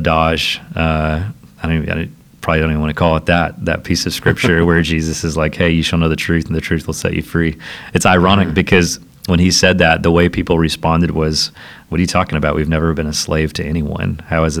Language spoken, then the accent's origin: English; Southeast Tennessee, United States; also born or lived in Nashville, Tennessee / Franklin, Tennessee; I had escaped my little small town that I grew up in Southeast Tennessee, moved to the big city of Nashville